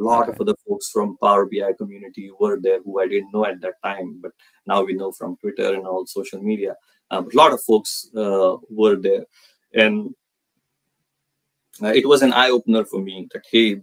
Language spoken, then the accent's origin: English; India; moved away as an adult; now in United States; I was born and brought up in India, so that's why cricket. I came to US in 2006